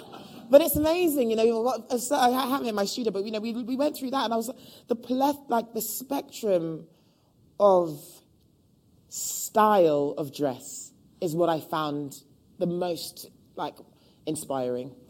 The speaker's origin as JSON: {"language": "English", "region": "London", "country": "United Kingdom", "tie": "born or raised there", "said": "born and raised in Hackney"}